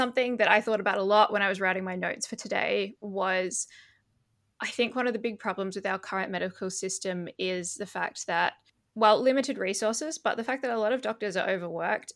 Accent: Perth, Western Australia, Australia; moved away as an adult; now in Belgium; I was born in Perth in 1994.

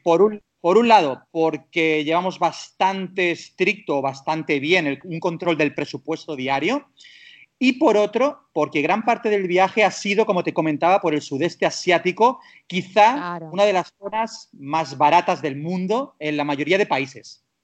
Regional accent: Castelldefels, Catalonia, Spain; moved away; also born or lived in Dubai; soy de Barcelona, nacido, criado, no de Barcelona ciudad, soy de Castelldefels

